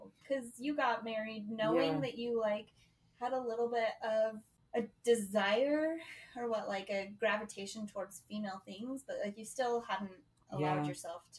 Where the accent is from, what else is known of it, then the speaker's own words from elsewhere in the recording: Utah, United States; we grew up in Utah, too, which is, like, home base of the Mormons.